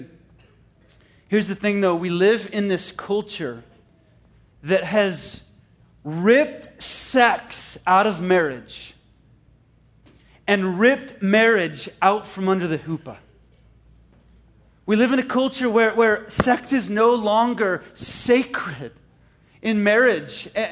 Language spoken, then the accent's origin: English; Canada; moved away; Canada. It's my homeland. I'm Canadian in heart